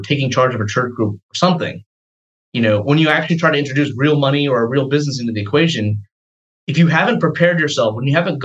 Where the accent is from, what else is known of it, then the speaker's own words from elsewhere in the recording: Atlanta, Georgia, United States; I grew up here in Atlanta, actually, elementary through high school